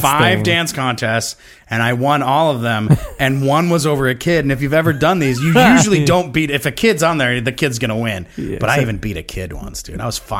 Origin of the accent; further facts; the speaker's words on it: Massachusetts, United States; now in Atlanta, United States; I grew up in Massachusetts.